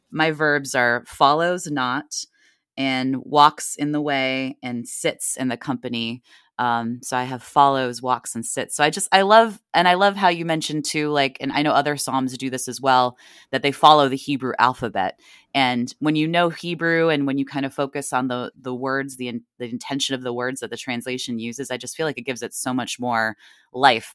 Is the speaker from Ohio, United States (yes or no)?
yes; Northeast Ohio, United States; moved away as an adult; also born or lived in Washington, D.C.; now in Virginia, United States; I grew up in Ohio and then went to, uh, undergrad at Catholic University in Washington, D C